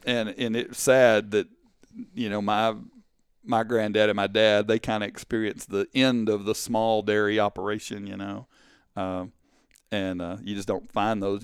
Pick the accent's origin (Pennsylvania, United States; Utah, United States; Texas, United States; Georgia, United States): Texas, United States; Canton; also born or lived in Kaufman, Texas; I grew up in Canton, Texas.